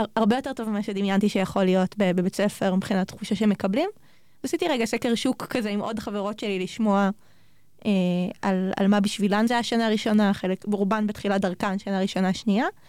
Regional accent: Sharon plain, Israel; now in Jerusalem, Israel; אני במקור מאוד השרון

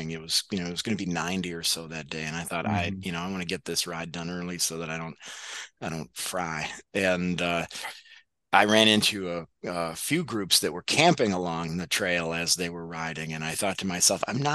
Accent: Syracuse, New York, United States; I'm from Syracuse.

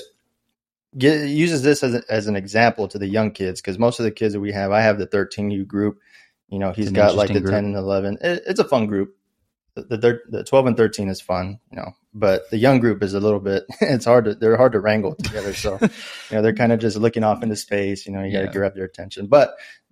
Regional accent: Corpus Christi, Texas, United States; also born or lived in Omaha / San Antonio / Lufkin; Originally from Corpus Christi. Went to Moody High School in Corpus

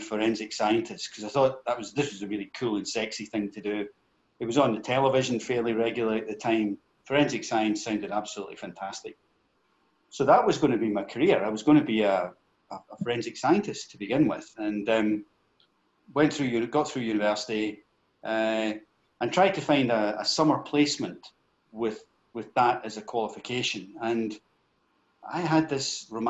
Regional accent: Glasgow, Scotland, United Kingdom; I'm a Glasgow boy, born and raised in Govan.

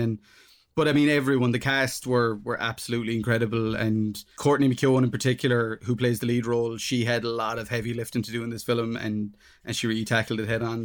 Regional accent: Ireland; being Irish, we're, we're incredibly self-deprecating people

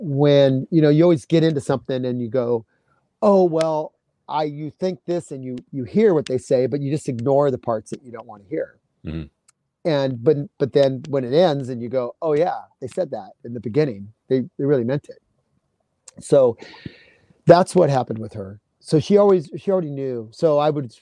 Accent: California, United States; I grew up in California.

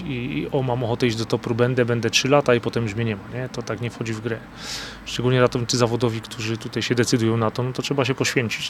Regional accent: Podhale, Lesser Poland, Poland; Ja się tutaj wychowałem

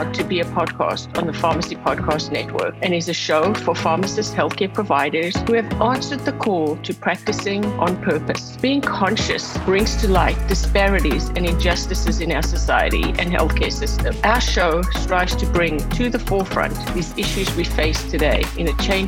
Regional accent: South Africa; growing up in South Africa

